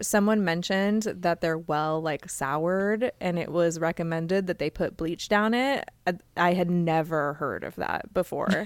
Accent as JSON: {"language": "English", "town": "Phoenix", "region": "Arizona", "country": "United States", "said": "I'm from Phoenix"}